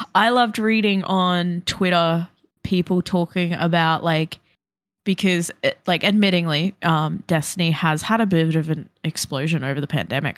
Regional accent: Brisbane, Queensland, Australia; born or raised there; moved away

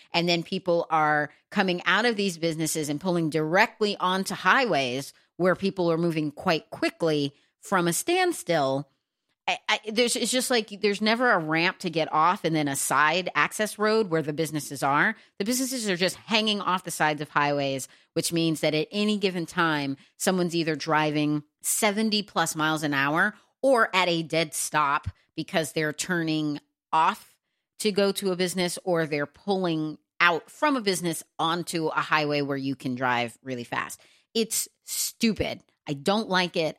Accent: Texas, United States; moved away as an adult; also born or lived in New York City / Los Angeles, California; now in New Jersey, United States; I grew up in Texas

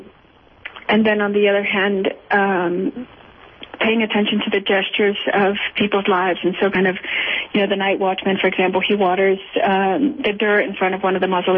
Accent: Culiacán, Sinaloa, Mexico; I was raised in Culiacan, which is the city where the cemetery is

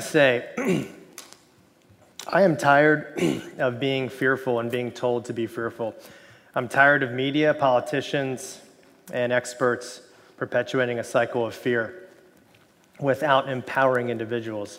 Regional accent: Miami, Florida, United States; I grew up in Miami, Florida

